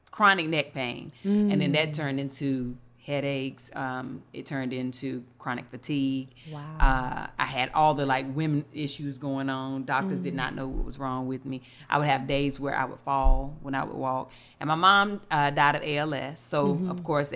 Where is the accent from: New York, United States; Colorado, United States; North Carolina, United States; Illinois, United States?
North Carolina, United States; Eden; moved away; I'm originally from Eden, North Carolina. It's a little small town